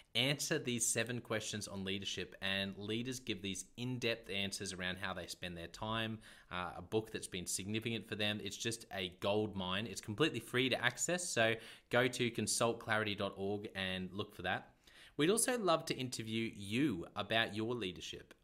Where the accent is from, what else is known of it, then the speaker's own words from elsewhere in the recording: Australia; being an Aussie